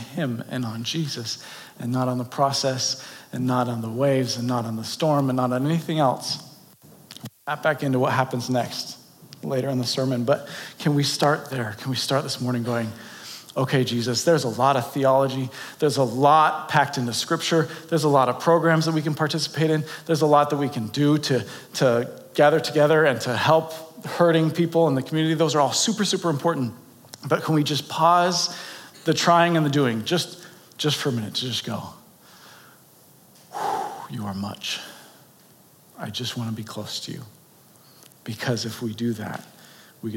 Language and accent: English; San Diego, California, United States; now in Boulder City, United States; I grew up in San Diego